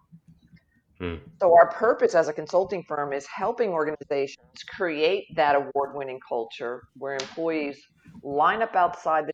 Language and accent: English; Jersey Shore, Southern New Jersey, United States; moved away as an adult; now in Oklahoma, United States; I'm originally from Southern New Jersey, along the beautiful Jersey Shore. Born and raised and went to college there